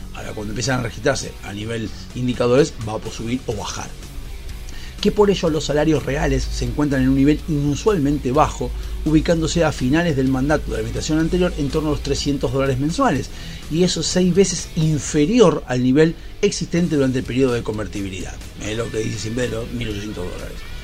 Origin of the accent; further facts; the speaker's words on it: Argentina; como ciudadanos argentinos